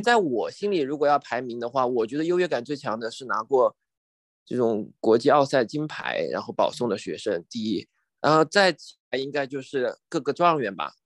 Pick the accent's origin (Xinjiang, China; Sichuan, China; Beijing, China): Sichuan, China; Chengdu; moved away as an adult; also born or lived in Washington, D.C., United States; 后来毕业之后在美国乔治城大学读研究生，研究嗯。生毕业之后现在回国，再回到自己老家成都这边工作